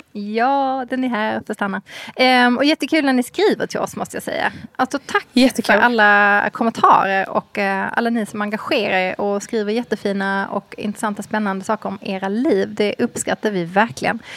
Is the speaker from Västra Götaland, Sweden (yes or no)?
no; Skåne, Sweden; som halvdansk skåning